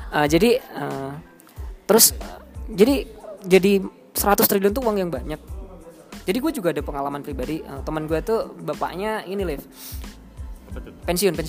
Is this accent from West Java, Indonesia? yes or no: no; Surakarta, Central Java, Indonesia; si Alif asli Bekasi, saya asli Solo.